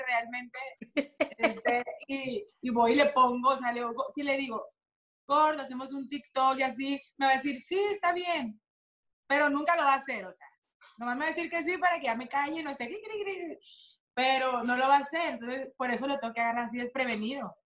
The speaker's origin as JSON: {"language": "Spanish", "region": "Sinaloa", "country": "Mexico", "said": "así somos las sinaloenses"}